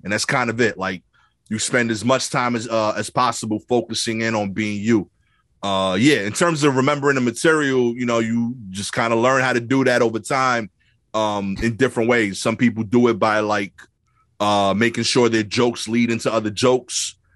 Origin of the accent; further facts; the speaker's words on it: New York City, New York, United States; growing up in Brooklyn